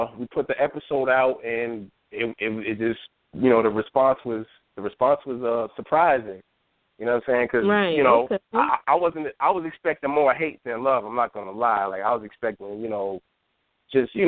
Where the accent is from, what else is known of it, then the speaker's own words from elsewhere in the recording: Yonkers, New York, United States; I'm from Yonkers, born and raised